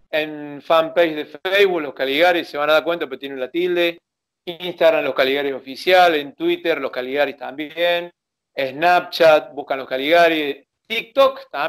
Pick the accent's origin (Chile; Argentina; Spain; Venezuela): Chile; Yo soy chileno, le digo yo.